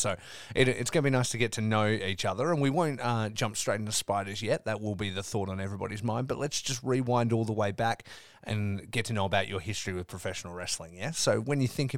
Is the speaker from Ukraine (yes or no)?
no; Australia; growing up in Australia